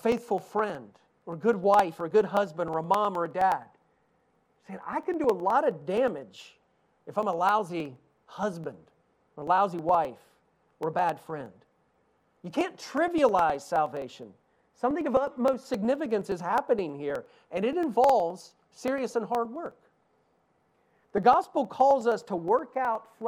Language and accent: English; East Tennessee, United States; accent: Southern; I grew up in East Tennessee.